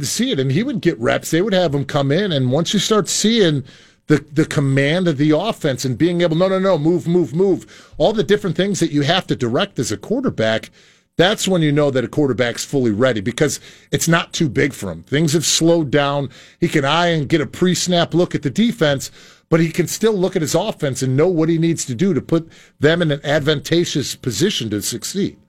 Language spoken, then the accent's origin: English; Chicago, Illinois, United States; now in New Jersey, United States; growing up on the south side of Chicago, I grew up in the Boys and Girls Clubs